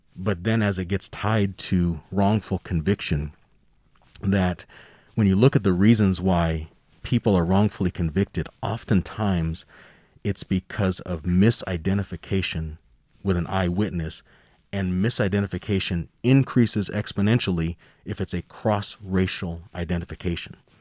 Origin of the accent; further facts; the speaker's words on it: Denver, Colorado, United States; I've lived my whole life here in Colorado. I grew up in Denver